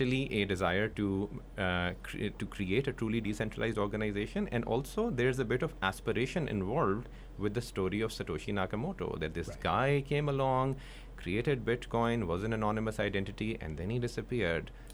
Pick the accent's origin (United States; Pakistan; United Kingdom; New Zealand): Pakistan; I'm from Pakistan